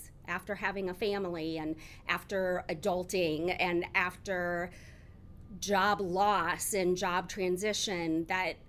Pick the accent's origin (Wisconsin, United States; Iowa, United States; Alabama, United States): Iowa, United States; Decorah; also born or lived in Storm Lake, Iowa / Waverly, Iowa / Dubuque, Iowa / Cedar Rapids, Iowa; now in Iowa City, United States; I have lived my entire life in Iowa, so born and raised in various parts of the state, from being born and grew up in Decorah, Iowa